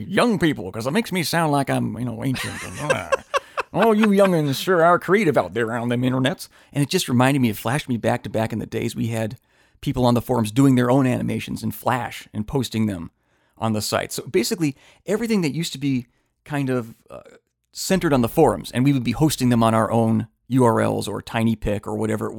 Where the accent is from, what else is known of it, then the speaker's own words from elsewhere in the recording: Midwest, United States; Let's jump on the plane because I'm from the Midwest and we flew out to L.A.